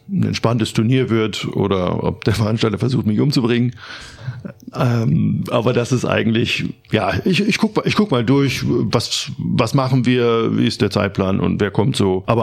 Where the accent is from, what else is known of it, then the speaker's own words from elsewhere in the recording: Germany; Ich bin aufgewachsen in ostdeutsch Das ist eine kleine Stadt in der Nähe von Bremen.